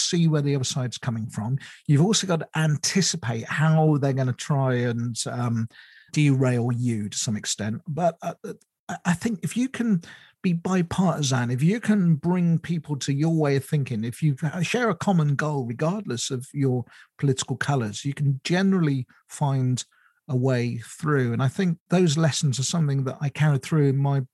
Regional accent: United Kingdom; I moved away from my hometown when I first got married

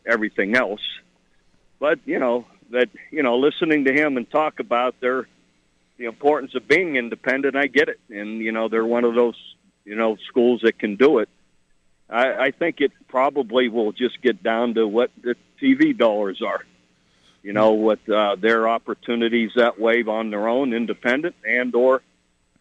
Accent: Ohio, United States; moved away; also born or lived in Oklahoma; I'm from Ohio

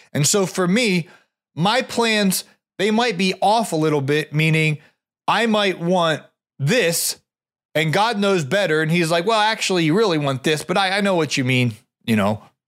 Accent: Ohio, United States; I grew up in Ohio

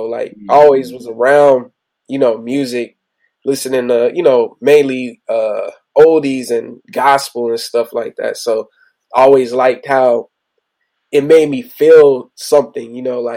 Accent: Compton, California, United States; I'm from Compton, California, from the east side of Compton

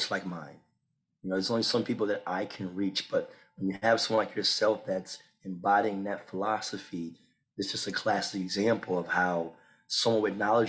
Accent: Washington, District of Columbia, United States; moved away; I'm originally from Washington, D.C.

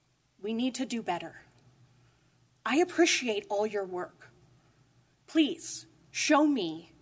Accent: Willits, California, United States; I am born and raised in Willits. This is my home. This is where I am from.

